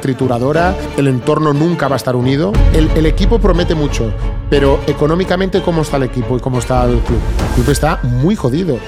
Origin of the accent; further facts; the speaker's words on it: Vilanova i la Geltrú, Catalonia, Spain; mi pueblo de, Vilanova